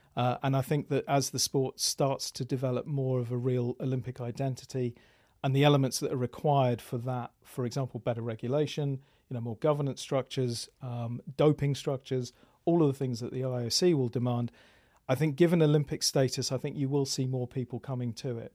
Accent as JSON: {"language": "English", "region": "England", "country": "United Kingdom", "moved": "yes", "lives_now": "Austin, United States", "said": "I'm British living in Austin"}